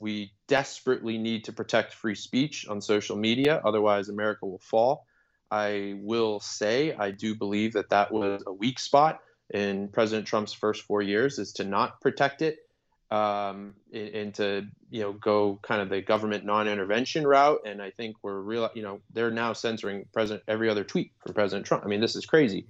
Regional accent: Boston, Massachusetts, United States; moved away as an adult; also born or lived in Chicago / Los Angeles; I'm originally from the Boston area

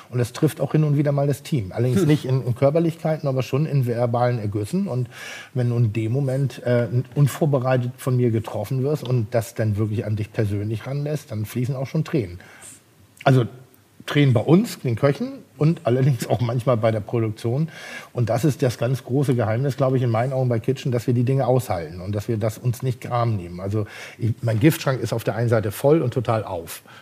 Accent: Pinneberg, Schleswig-Holstein, Germany; Nein, ich bin insofern nicht eitel, weil ich komme aus Pinneberg

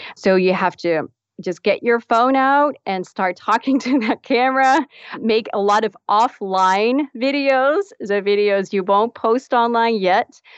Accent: Netherlands; moved away as an adult; also born or lived in Texas, United States / Dallas; I'm actually from the Netherlands. So I was b, uh, born and raised in the Netherlands.

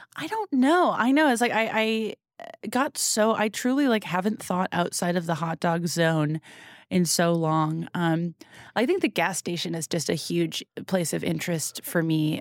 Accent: New England, United States; I'm from New England

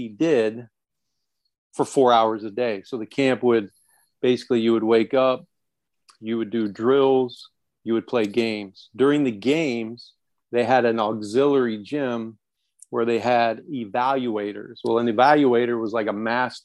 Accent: Lynn, Indiana, United States; moved away as an adult; also born or lived in Chicago / Washington, D.C.; I'm from Lynn, Indiana

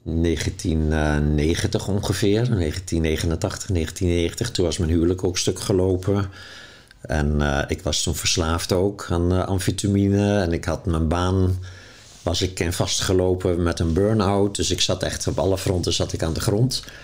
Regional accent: Zeeland, Netherlands; now in Amsterdam, Netherlands; Dus ik ben toen ook uit Zeeuws-Vlaanderen weggegaan en in Amsterdam gaan wonen.

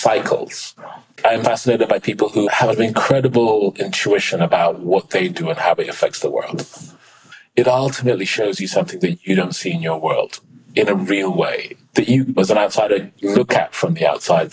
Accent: London, United Kingdom; growing up in London as a teenager

